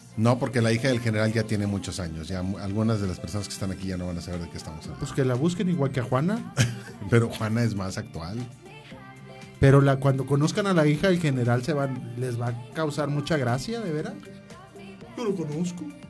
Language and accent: Spanish; Ramos Arizpe, Coahuila, Mexico